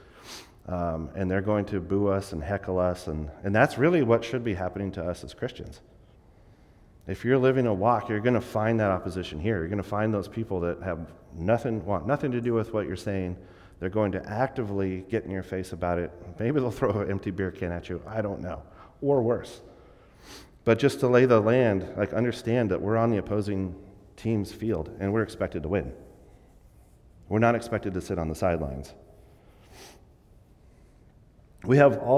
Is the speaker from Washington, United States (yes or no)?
yes; Vancouver, Washington, United States; I grew up in Vancouver, Washington, right near Portland, very urban.